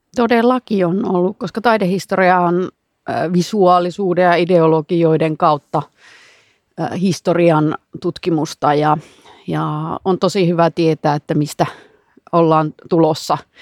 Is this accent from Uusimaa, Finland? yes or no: no; Savonlinna, South Savo, Finland; minä olen Savonlinnasta ja, ja se on ihan mahtava juttu, että olen semmoisesta kulttuurikaupungista kotoisin